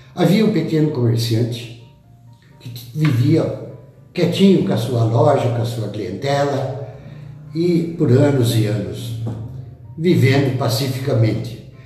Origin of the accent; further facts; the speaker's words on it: Botucatu, São Paulo, Brazil; lá da minha terra de Botucatu